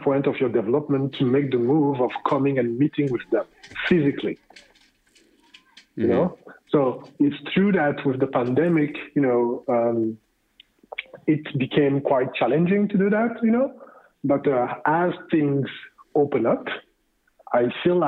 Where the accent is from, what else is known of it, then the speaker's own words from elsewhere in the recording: Canada; as Canadian